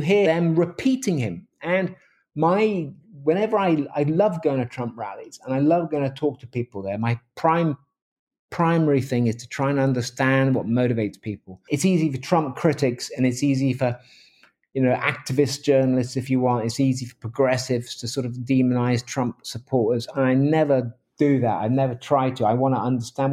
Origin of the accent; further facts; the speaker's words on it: England, United Kingdom; moved away as an adult; now in Seattle, United States; I'm a journalist from England. I'm from The Independent